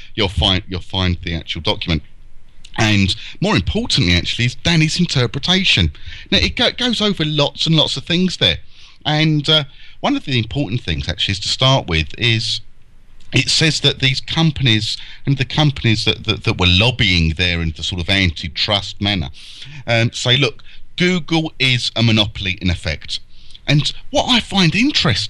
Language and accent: English; United Kingdom; as a Brit